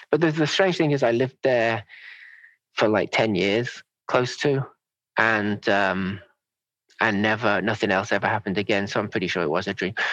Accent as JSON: {"language": "English", "town": "Manchester", "region": "North West England", "country": "United Kingdom", "tie": "born there", "also_born_or_lived": "Cheshire", "said": "I'm an all over. I've never"}